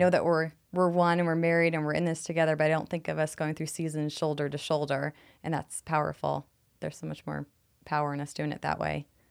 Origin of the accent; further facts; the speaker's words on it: New York City, New York, United States; moved away as an adult; now in Phoenix, United States; I'm from New York City